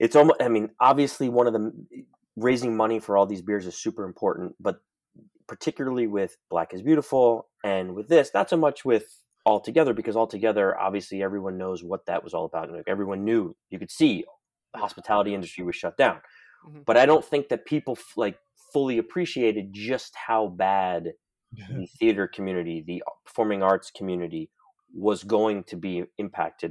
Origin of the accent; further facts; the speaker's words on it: New York City, New York, United States; I'm born and raised in New York City